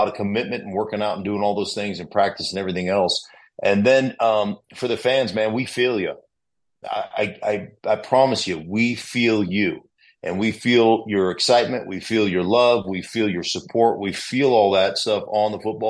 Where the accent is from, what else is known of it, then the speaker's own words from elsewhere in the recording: Alaska, United States; moved away as an adult; also born or lived in Idaho; I'm a kid from Alaska that didn't have a home